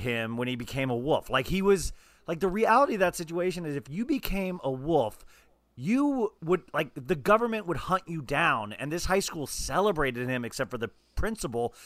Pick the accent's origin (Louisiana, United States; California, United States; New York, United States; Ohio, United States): California, United States; I'm from California